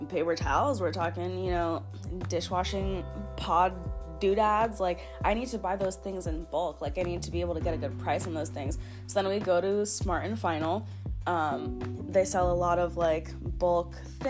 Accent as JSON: {"language": "English", "region": "Florida", "country": "United States", "tie": "born or raised there", "moved": "yes", "said": "born and raised in Florida"}